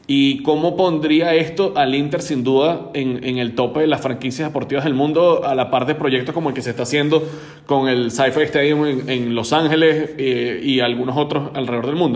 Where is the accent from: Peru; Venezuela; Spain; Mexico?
Venezuela; en el caso de nosotros como venezolanos